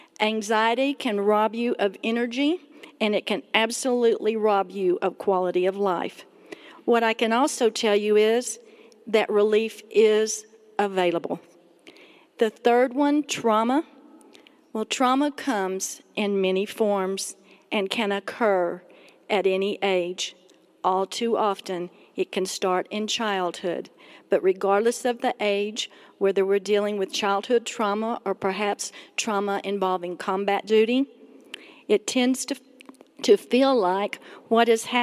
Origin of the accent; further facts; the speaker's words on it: Texas, United States; now in Colorado Springs, United States; We had just moved to Colorado Springs from Texas. Now, I know my accent sounds like I'm from New York City, but, you know, I really am from Texas, and so good to be here.